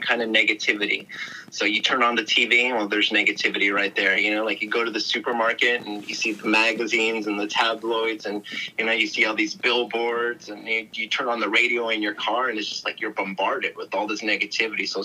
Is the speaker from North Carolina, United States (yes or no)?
no; Bay Area, California, United States; I grew up in the Bay Area